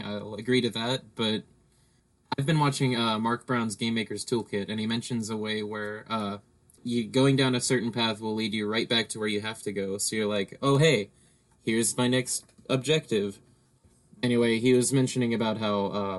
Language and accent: English; England, United Kingdom; Yeah, like, and I'm English, I don't speak those languages.